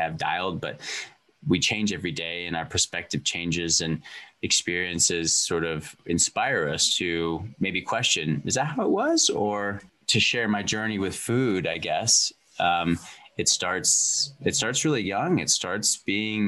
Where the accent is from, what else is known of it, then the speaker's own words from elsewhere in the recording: Bozeman, Montana, United States; also born or lived in California; I was born in California and I feel like I am Montana made